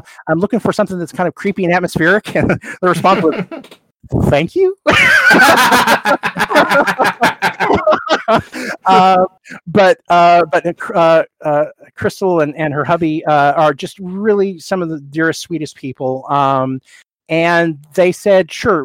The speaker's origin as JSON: {"language": "English", "town": "Oklahoma City", "region": "Oklahoma", "country": "United States", "tie": "born or raised there", "also_born_or_lived": "Eugene", "moved": "yes", "lives_now": "San Diego, United States", "said": "we growing up in Oklahoma City"}